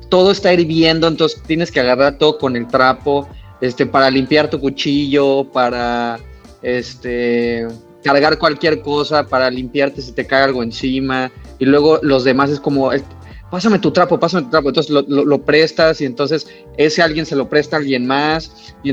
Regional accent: Mexico; moved away as an adult; now in Canada; cuando yo llegué aquí a Canadá, estaba todo súper cerrado. O sea, cuando yo me fui de México

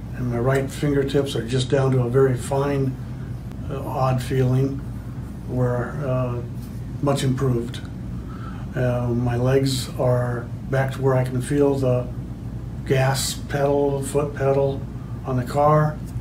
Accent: Winfield, Iowa, United States; I'm from Winfield, Iowa.

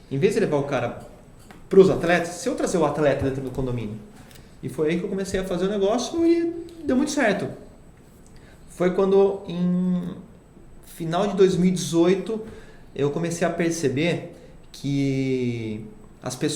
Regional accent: Itatiba, São Paulo, Brazil; now in Piracicaba, Brazil; É, eu, como sou de Itatiba, eu casei e fui morar para Piracicaba.

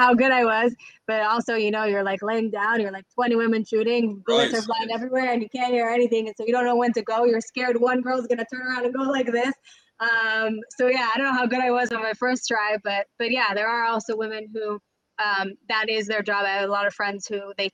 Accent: United States; moved away as an adult; also born or lived in Israel; I grew up in the States

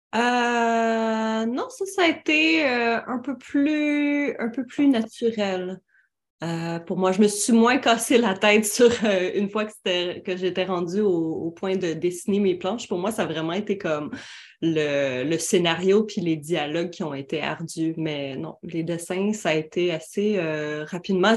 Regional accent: Quebec, Canada; Moi, je suis québécoise

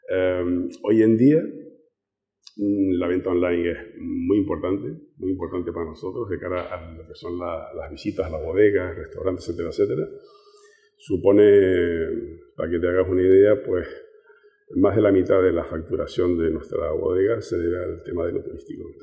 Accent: Canary Islands, Spain; estamos ahí cerca de África, ¿no? No nos consideran tan españoles, somos españoles, pero sí saben que estamos un poco separados.

